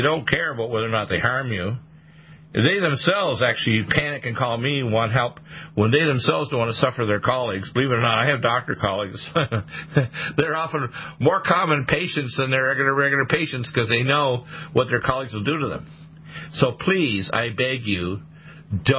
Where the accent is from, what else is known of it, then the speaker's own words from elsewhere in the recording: Detroit, Michigan, United States; also born or lived in Canada; I'm an American and a Canadian. I was born in Detroit, Michigan